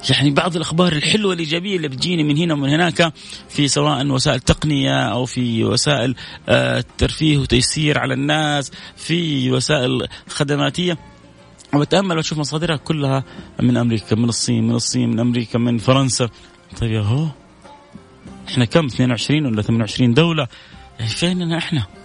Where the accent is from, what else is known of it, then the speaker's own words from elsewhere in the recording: Saudi Arabia; والله والله انا متاكد مش انا بس نفس كثير زيي يعني مننا كسعوديين خاصة